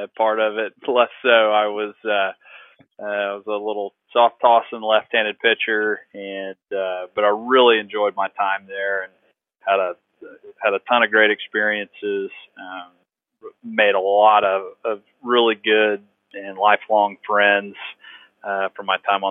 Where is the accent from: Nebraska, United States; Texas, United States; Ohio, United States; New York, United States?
Texas, United States; East Bernard; born or raised there; also born or lived in Houston, Texas